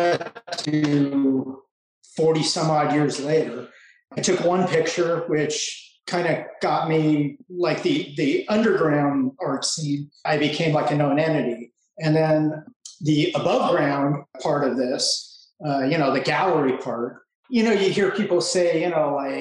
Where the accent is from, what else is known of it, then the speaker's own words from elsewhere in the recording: Los Angeles, California, United States; fifth generation Angeleno